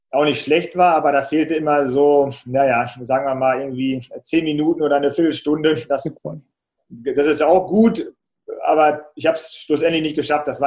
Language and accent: German; Salzkotten, North Rhine-Westphalia, Germany; Und in meinem Heimatort Salzkotten gibt es auch so einen kleinen Marathon